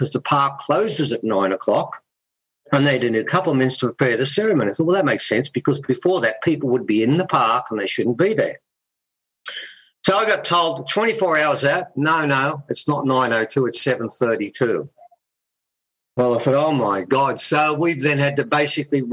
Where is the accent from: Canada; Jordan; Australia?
Australia; Byron Bay, New South Wales; We're from Byron Bay, 800 k's away.